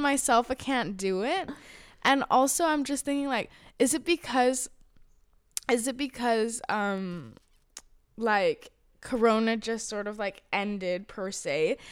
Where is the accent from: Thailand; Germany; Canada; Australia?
Thailand; now in Amsterdam, Netherlands; because I'm Thai, and then when they find out that I'm Thai